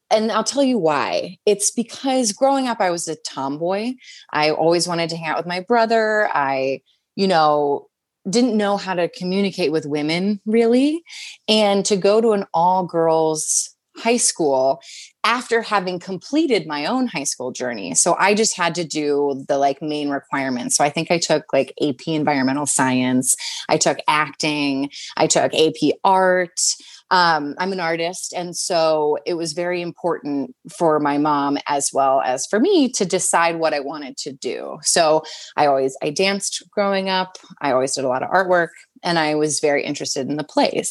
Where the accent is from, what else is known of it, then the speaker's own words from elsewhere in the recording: Wildwood Crest, New Jersey, United States; also born or lived in Washington D.C. / Maryland; now in New York City, United States; I grew up in Wildwood Crest, New Jersey, and Cape May area is more what people know it as